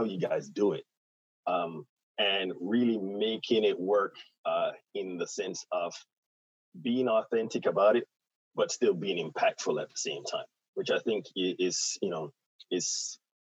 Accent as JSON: {"language": "English", "country": "Jamaica", "said": "at heart, I'm an island boy. So I'm from Jamaica"}